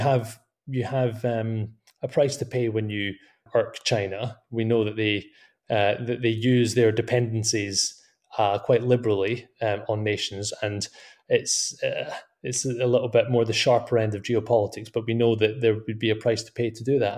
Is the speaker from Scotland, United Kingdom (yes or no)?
yes; Scotland, United Kingdom; my home country of Scotland